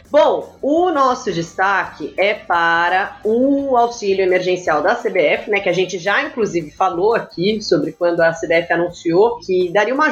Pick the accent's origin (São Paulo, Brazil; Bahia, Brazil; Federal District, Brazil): São Paulo, Brazil; Sorocaba; eu fui dos meus 5 anos aos meus 18, eu morei em Sorocaba. Vocês conhecem o sotaque de Sorocaba?